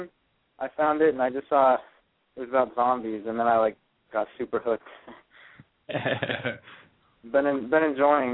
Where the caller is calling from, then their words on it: Sacramento, California, United States; I'm calling from Sacramento.